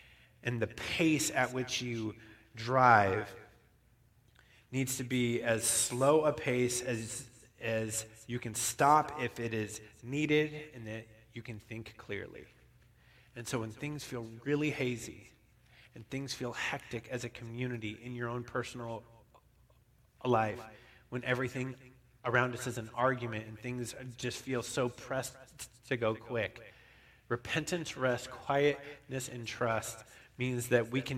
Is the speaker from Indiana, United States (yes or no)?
no; Bishop, California, United States; also born or lived in Reno; Bishop, where I grew up